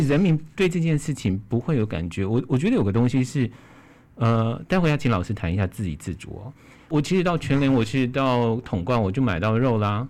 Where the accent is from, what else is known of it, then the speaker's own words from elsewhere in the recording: Hualien County, Taiwan; 我们花莲人